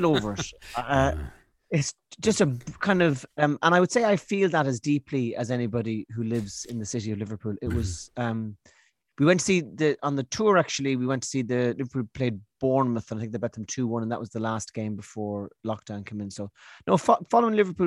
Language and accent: English; Ireland; also born or lived in Galway; as an Irish storyteller